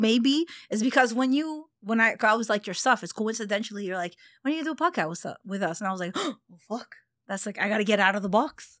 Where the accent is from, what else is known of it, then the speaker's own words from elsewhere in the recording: Montreal, Quebec, Canada; I grew up in the West Island.